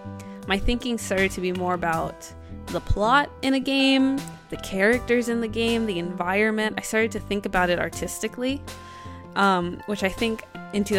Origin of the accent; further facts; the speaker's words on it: New Jersey, United States; I'm not from New York